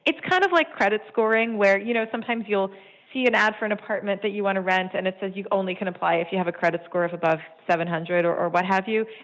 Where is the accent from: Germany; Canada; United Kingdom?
Canada; I'm Canadian. I give my fingerprints every time I go to the airport.